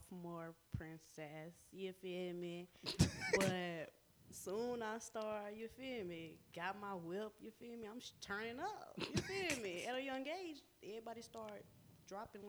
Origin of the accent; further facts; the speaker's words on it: Nashville, Tennessee, United States; I am from Nashville, Tennessee. Yeah, that's it. I guess the east side